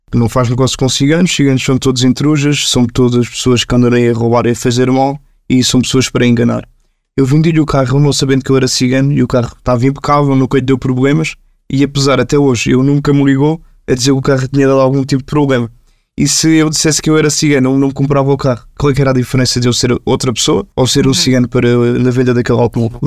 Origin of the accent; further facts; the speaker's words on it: Portugal; nós somos uma comunidade, que somos cidadãos portugueses, nascemos em Portugal